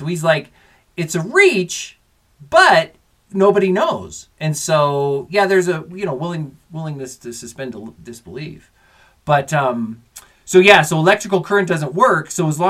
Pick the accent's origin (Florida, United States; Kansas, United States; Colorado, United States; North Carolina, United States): Colorado, United States; accent: Colorado; killed the front of my thick Colorado accent.